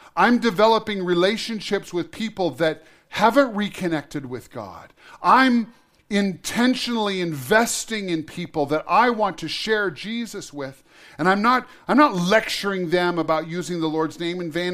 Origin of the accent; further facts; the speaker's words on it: Montana, United States; I was born in Montana. I love Montana. I have chosen to live most of my life in Montana